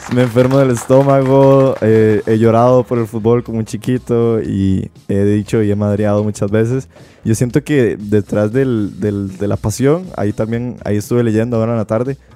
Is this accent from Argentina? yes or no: no; Belén, Heredia, Costa Rica; yo soy de Belén